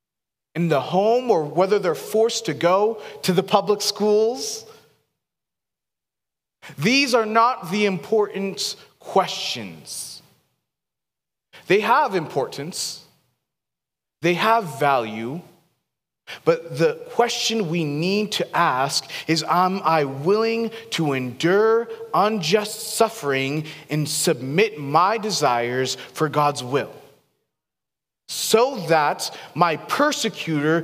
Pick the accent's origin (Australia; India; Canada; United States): United States; Seattle, Washington; now in Boise, United States; I grew up in Seattle